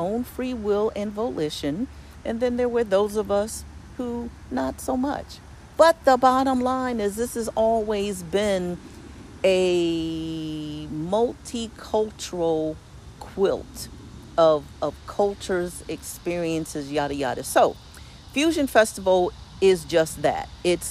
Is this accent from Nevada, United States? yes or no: no; Philadelphia, Pennsylvania, United States; what I grew up with in Philadelphia, where we have people of all races, colors, and creeds, religions.